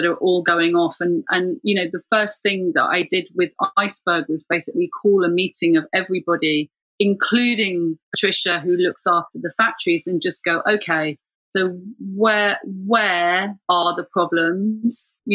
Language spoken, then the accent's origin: English; Ireland; now in London, United Kingdom; I'm just Irish woman